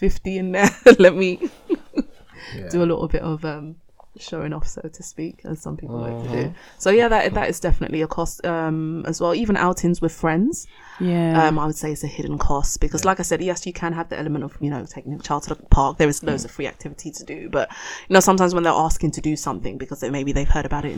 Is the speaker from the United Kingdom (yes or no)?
no; Ghana; I'm Ghanaian.